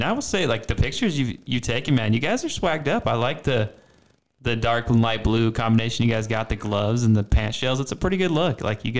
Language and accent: English; Utah, United States; Growing up in Utah and like watching those guys like Mick Vecota just tearing it up back then